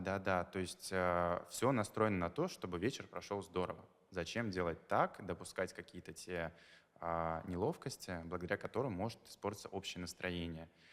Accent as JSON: {"language": "Russian", "town": "Makhachkala", "region": "Dagestan", "country": "Russia", "moved": "as an adult", "lives_now": "Moscow, Russia", "said": "я из Махачкалы"}